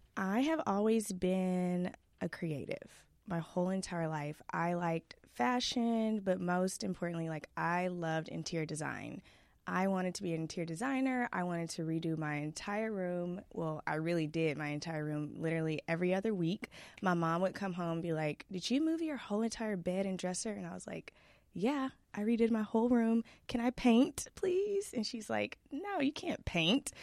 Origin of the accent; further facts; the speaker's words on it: Duncanville, Texas, United States; also born or lived in Irving, Texas; We moved from Irving, Texas to Duncanville when I was, like, six, and my parents bought a house